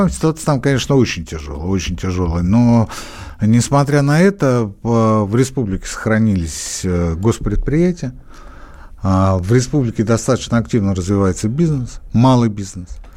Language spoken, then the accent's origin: Russian; Belarus; Я еще поляк. Я скорее белорус. Я скорее белорус.